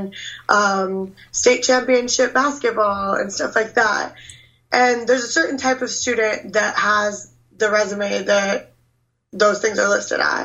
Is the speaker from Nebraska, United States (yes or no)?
yes; Nebraska, United States; I grew up in Nebraska